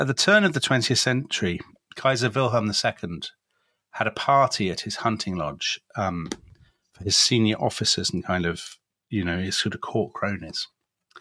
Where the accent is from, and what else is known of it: United Kingdom